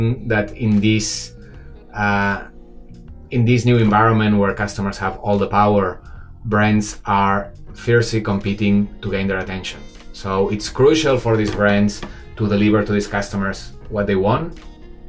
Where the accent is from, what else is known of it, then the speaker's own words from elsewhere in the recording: Barcelona, Catalonia, Spain; moved away as an adult; now in Shanghai, China; I'm from Barcelona, but I've been living 12 years in Shanghai